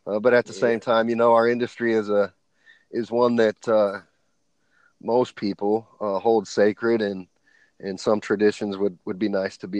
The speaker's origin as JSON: {"language": "English", "town": "Elkhart", "region": "Indiana", "country": "United States", "tie": "born or raised there", "said": "here in my hometown"}